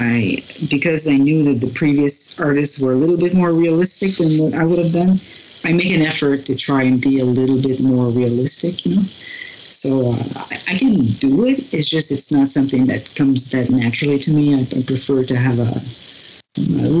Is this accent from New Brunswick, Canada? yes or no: yes; New Brunswick, Canada; also born or lived in Schefferville, Quebec, Canada; I'm from New Brunswick in Canada, but my parents for a while moved when I was really young to Quebec